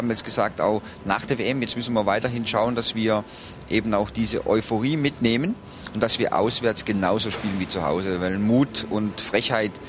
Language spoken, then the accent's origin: German; Baden-Württemberg, Germany; born there; ich bin hier geboren in der Nähe und hier natürlich auch ein Stück weit verwurzelt, weil ich habe hier lange gespielt in meiner Fußballerkarriere, war dann zwar einige Jahre auch weg, aber hier die Beziehung zu Freiburg ist schon was ganz Besonderes für mich.